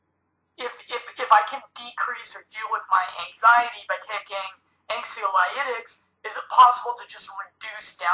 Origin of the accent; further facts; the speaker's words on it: Colorado, United States; I'm a Midwest boy like yourself. I'm from Colorado